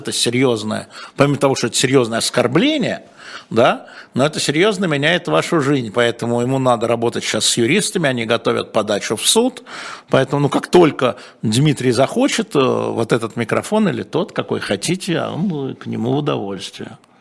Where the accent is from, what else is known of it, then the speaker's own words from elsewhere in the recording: Moscow, Russia; я москвич